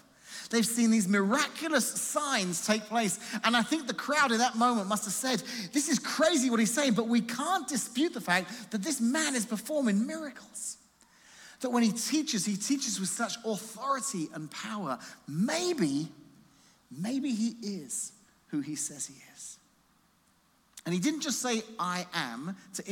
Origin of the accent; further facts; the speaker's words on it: England, United Kingdom; now in Washington, United States; I'm from England